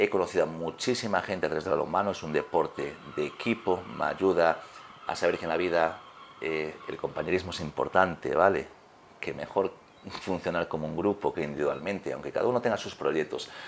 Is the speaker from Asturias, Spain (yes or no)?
yes; Riosa, Asturias, Spain; born there; Rotea, en Riosa, con una finca espectacular, hoy día es un parque. Entonces, desde pequeñito siempre me gustó mucho el ejercicio, ¿vale?